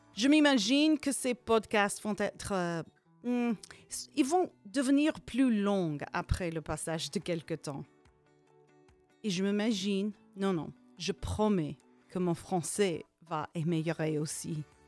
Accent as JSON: {"language": "French", "town": "Hastings", "region": "Nebraska", "country": "United States", "tie": "born or raised there", "also_born_or_lived": "California / Vierzon, France", "second_language": "French", "said": "J'ai agrandi dans une ville qui s'appelle Hastings, ou bien Hastings"}